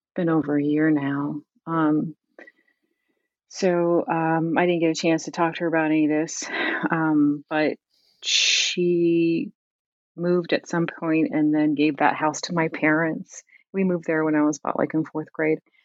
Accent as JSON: {"language": "English", "town": "Camden", "region": "New Jersey", "country": "United States", "tie": "born or raised there", "said": "growing up in Camden"}